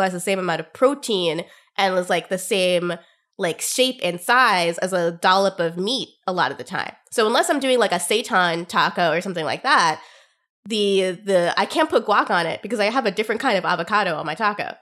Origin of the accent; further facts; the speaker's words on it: United States; as an Indian American growing up